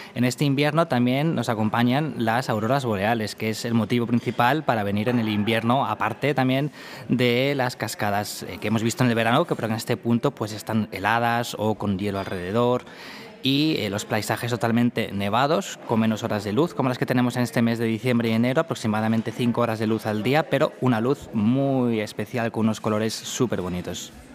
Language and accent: Spanish; Spain; now in Reykjavik, Iceland; somos españoles los dos